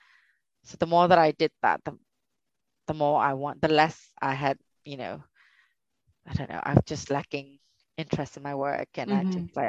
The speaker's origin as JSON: {"language": "English", "country": "Myanmar", "tie": "born or raised there", "moved": "yes", "said": "growing up in Burma"}